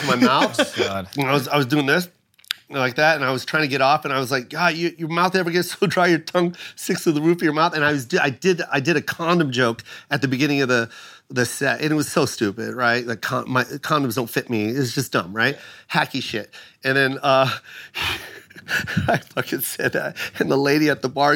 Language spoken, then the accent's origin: English; Las Vegas, Nevada, United States; I was from Vegas